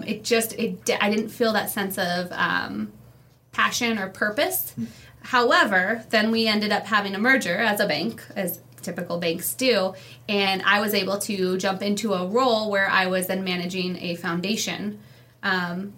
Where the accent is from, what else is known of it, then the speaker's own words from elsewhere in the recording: Bellingham, Washington, United States; moved away as an adult; now in Spokane, United States; We grew up in Bellingham, Nooksack, Washington. And my dad, we actually moved there from Spokane. We were born here